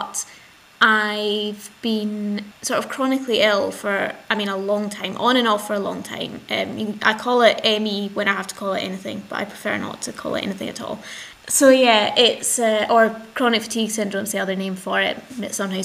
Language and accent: English; Glasgow, Scotland, United Kingdom; I'm 26 and I'm from Glasgow